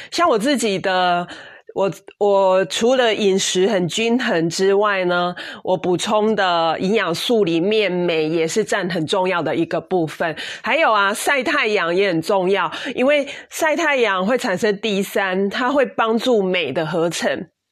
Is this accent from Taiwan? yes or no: yes; Taiwan; 所以我们台湾人非常的幸福哦